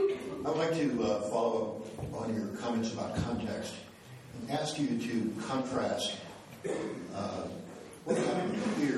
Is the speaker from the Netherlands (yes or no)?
yes; Netherlands; I was born in the Netherlands and my parents lived through the war in the Netherlands